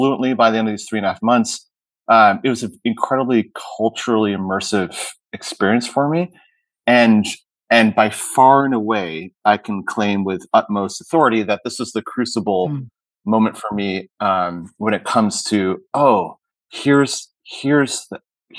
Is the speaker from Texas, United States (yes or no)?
no; Hanover, New Hampshire, United States; moved away as an adult; also born or lived in Middlebury, Vermont / Southern California; So I was born in Middlebury, Vermont, grew up in Hanover, New Hampshire